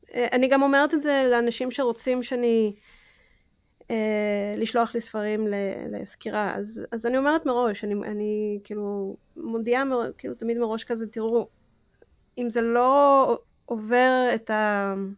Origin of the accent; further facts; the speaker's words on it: Israel; also born or lived in Kazakhstan; אני נולדתי בקזחסטן ועליתי בגיל 6 לישראל